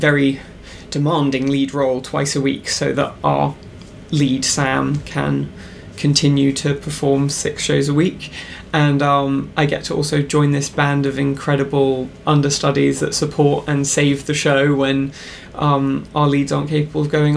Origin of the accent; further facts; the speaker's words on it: London, United Kingdom; I grew up in London